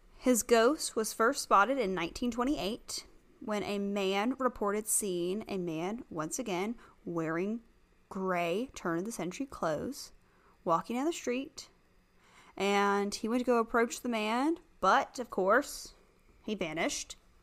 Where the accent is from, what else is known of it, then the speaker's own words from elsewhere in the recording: the South, United States; growing up in the South